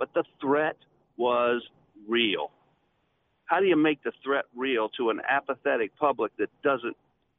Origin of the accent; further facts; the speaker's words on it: Jacksonville, Florida, United States; also born or lived in Cocoa, Florida; I grew up in Jacksonville, Florida